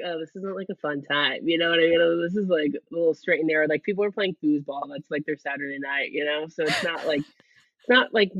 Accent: near Portland, Oregon, Washington, United States; moved away; I grew up in Washington State, at Washington State. So on the border of Washington, Oregon. So like near Portland, Oregon

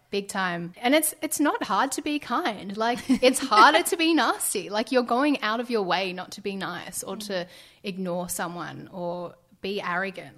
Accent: Ballarat, Victoria, Australia; moved away; I grew up in Ballarat

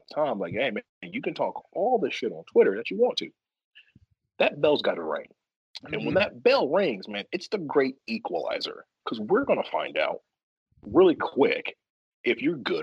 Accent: the South, United States; I'm from the South

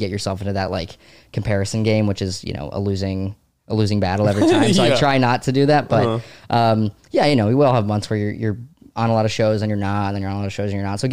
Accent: Savannah, Georgia, United States; born or raised there; moved away as an adult; also born or lived in DeWitt, New York / North Carolina; now in New York, United States

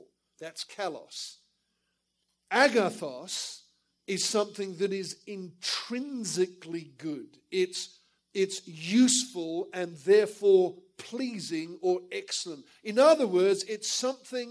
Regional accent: Perth, Western Australia, Australia; moved away as an adult; also born or lived in England; I was born in England, but went to Australia as a child with my parents and ended up getting saved in the Perth Church in Australia.

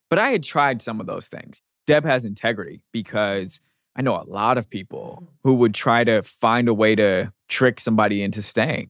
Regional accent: United States; also born or lived in London / New York; the American expat

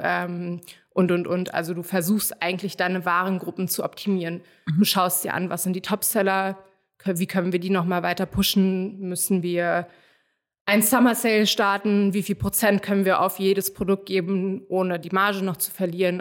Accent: Hamburg, Germany; moved away as an adult; also born or lived in Netherlands; now in Berlin, Germany; ursprünglich bin ich aus Hamburg, habe aber polnische Wurzeln und bin nach dem Studium irgendwann nach Berlin gezogen.

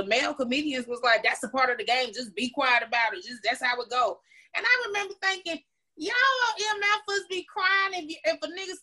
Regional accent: Florida, United States; I'm from Florida

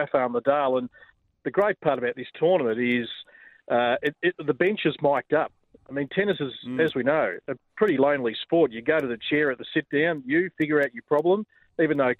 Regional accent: Australia; us as Australian tennis fans

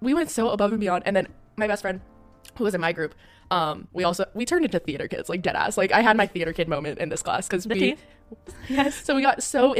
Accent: Hawaii, United States; growing up in Hawaii

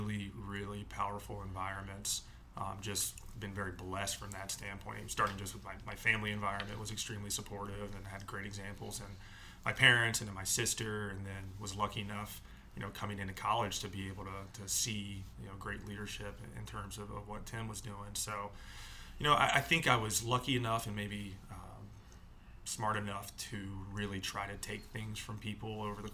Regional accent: Atlanta, Georgia, United States; growing up in Atlanta

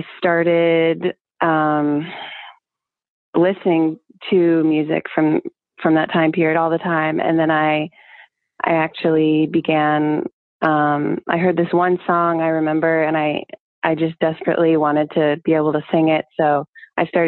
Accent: Roanoke, Virginia, United States; also born or lived in Richmond, Virginia; I grew up in Roanoke, Virginia

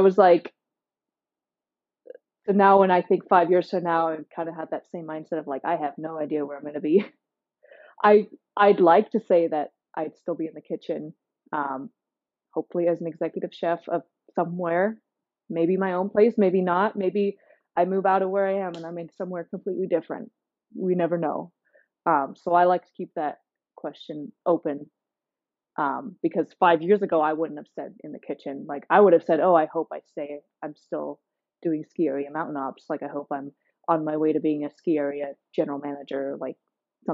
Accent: near San Francisco, California, United States; moved away; I grew up near San Francisco

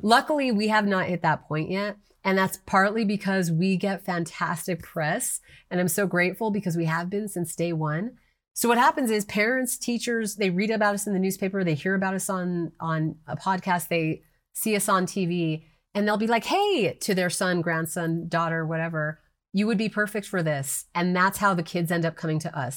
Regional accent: New Mexico, United States; moved away; I moved back to New Mexico, which is my home state

